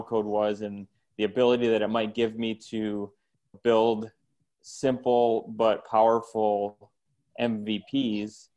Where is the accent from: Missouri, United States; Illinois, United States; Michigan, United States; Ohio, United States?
Michigan, United States; Grand Rapids; I'm from Grand Rapids, Michigan